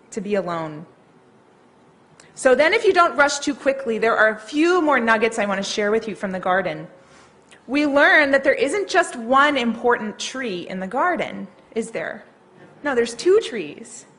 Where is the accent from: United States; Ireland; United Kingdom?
United States; New Orleans, Louisiana; I grew up in New Orleans.